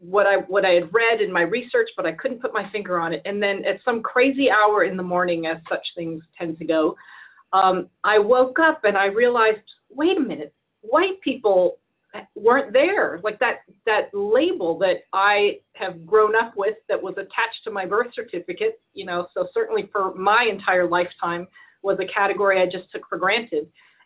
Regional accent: Edinburgh, Scotland, United Kingdom; born there; moved away; also born or lived in Victoria, Texas, United States; I was born in Edinburgh, Scotland.

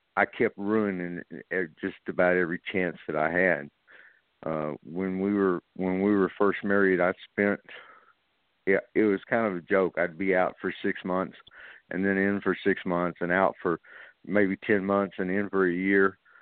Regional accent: North Little Rock, Arkansas, United States; I was raised up in Lakewood, North Little Rock

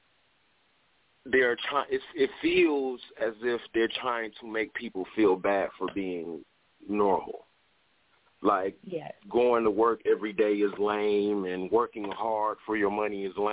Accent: Detroit, Michigan, United States; I'm from Detroit

